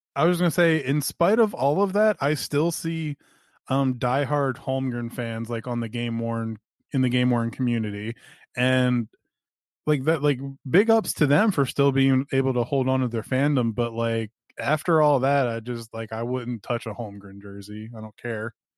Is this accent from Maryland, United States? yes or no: no; Philadelphia, Pennsylvania, United States; I'm from Philadelphia